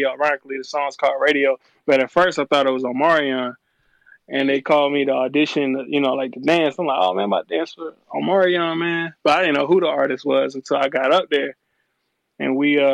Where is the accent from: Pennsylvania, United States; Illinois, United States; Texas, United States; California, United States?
Texas, United States; Port Arthur; also born or lived in Houston, Texas / New Orleans, Louisiana; now in Atlanta, United States; I was born in Port Arthur, Texas, raised there, and in Houston, Texas, New Orleans, and, you know, here in the A.